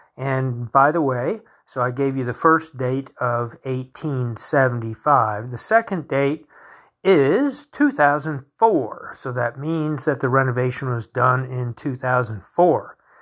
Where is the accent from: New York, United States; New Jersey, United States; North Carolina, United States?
North Carolina, United States; Wilmington; where I grew up in Wilmington, North Carolina